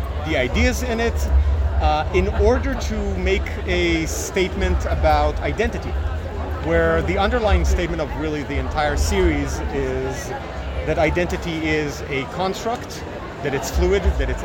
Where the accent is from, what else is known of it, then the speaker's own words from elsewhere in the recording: Israel; moved away; I'm originally from Israel.